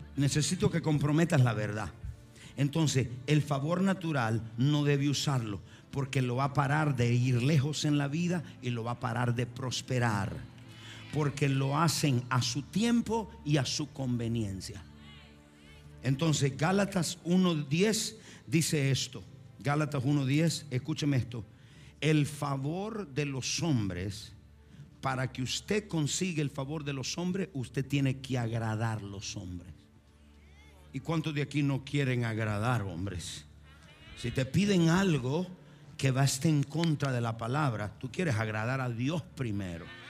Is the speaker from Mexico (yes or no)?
no; Argentina; Soy argentino